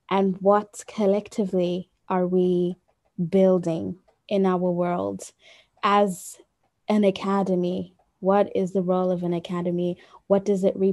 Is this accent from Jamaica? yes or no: no; Zimbabwe; I come from the Shana ethnic group from the region known as Zimbabwe